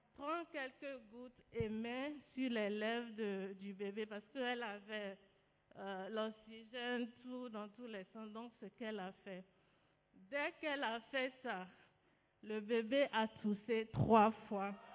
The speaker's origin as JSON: {"language": "French", "country": "Benin", "moved": "yes", "said": "Je suis béninoise"}